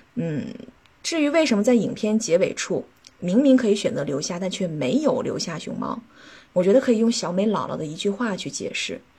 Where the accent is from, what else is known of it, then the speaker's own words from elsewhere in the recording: China; 我们中国人